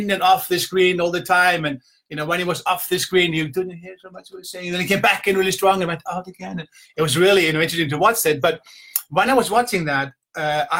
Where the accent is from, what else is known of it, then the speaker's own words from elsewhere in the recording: Iceland; moved away as an adult; also born or lived in south coast of England; now in England, United Kingdom; I'm from Iceland, but I'm now I'm living in the beautiful south coast of England